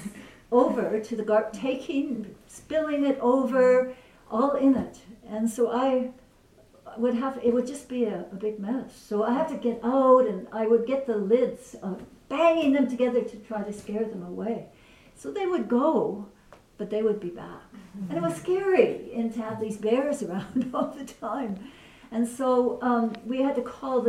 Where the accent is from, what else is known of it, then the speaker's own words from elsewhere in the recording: British Columbia, Canada; that's where I'm from British Columbia